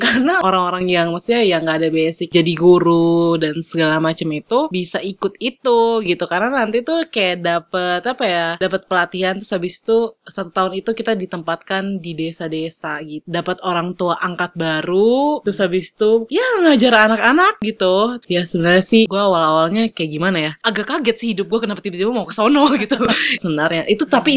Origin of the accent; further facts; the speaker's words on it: Jakarta, Indonesia; saya dari Jakarta